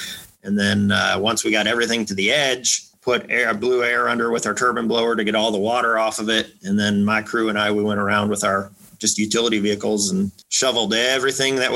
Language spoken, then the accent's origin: English; Iowa, United States; moved away as an adult; also born or lived in Blacksburg, Virginia; now in Texas, United States; I was born and raised in Iowa, grew up a farm boy